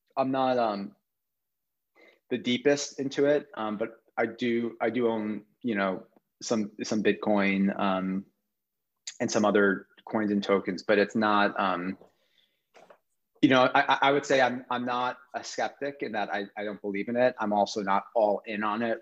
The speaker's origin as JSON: {"language": "English", "region": "New York", "country": "United States", "tie": "born or raised there", "said": "I'm from New York"}